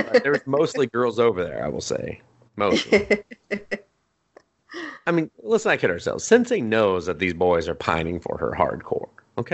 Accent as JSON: {"language": "English", "country": "United States", "said": "I'm American"}